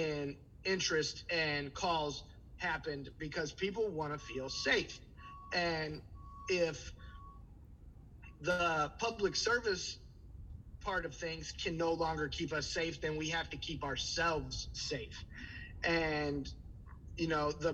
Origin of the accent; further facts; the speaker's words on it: St. Louis, Missouri, United States; moved away as an adult; now in Milwaukee, United States; I'm originally from St. Louis. I'm a Milwaukee transplant.